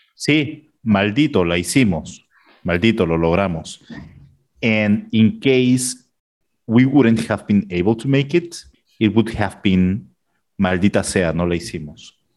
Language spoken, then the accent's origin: Spanish; Peru; del Perú.